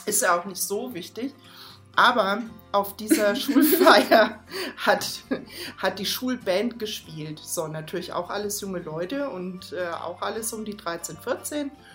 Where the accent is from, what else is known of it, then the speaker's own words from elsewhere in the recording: Baden-Württemberg, Germany; moved away; ich komme ursprünglich aus Baden-Württemberg